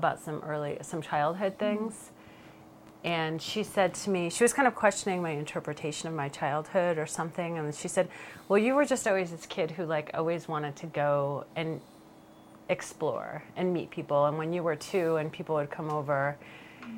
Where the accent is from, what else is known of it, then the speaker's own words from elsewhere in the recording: Rhode Island, United States; moved away; I grew up in Rhode Island, which is a very quirky, interesting state